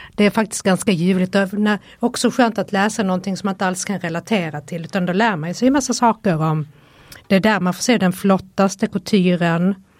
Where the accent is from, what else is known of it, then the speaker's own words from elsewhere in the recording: Helsingborg, Skåne, Sweden; now in Stockholm, Sweden; kommer ju från Helsingborg